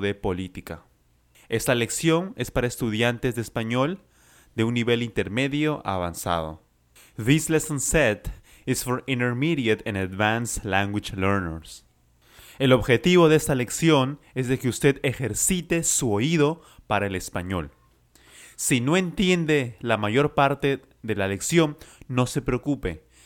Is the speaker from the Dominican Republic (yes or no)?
no; Lima, Peru; I am from Lima, Peru